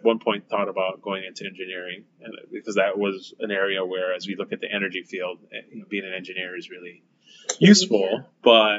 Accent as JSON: {"language": "English", "area": "Oahu", "region": "Hawaii", "country": "United States", "tie": "born or raised there", "also_born_or_lived": "Maui, Hawaii / Gonzaga University, Washington", "said": "So I was born here on Oahu. And I went to elementary school at Aina Haina, actually spent a couple of years at Iolani."}